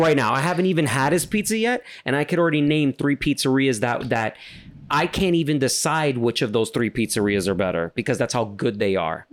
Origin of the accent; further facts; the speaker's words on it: New York City, New York, United States; I'm from Queens. Hear my accent